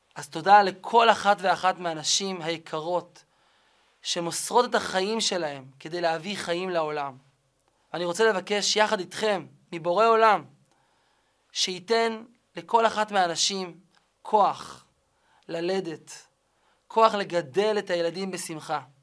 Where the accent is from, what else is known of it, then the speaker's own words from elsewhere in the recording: Kiryat Malakhi, Southern District, Israel; גדלתי בשכונה קטנה, שכונה קסומה, נחלת הר חב"ד, בקריית מלאכי